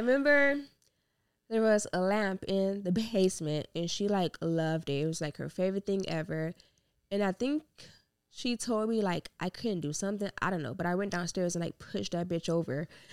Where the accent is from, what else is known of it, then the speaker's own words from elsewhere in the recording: Gary, Indiana, United States; moved away as an adult; also born or lived in Hammond, Indiana; now in Indianapolis, United States; I'm originally from Gary and then moved up to Indy. I've been in Indy for six years, I think.